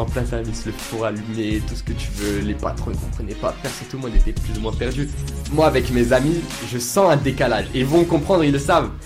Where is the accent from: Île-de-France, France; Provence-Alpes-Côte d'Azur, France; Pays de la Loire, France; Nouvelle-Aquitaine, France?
Provence-Alpes-Côte d'Azur, France; Nice; j'ai grandi à Nice avec ma mère seule